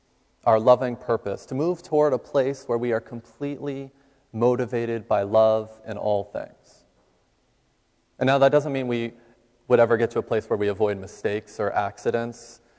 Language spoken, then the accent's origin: English; West Coast, United States; moved away; I never learned about it growing up on the West Coast.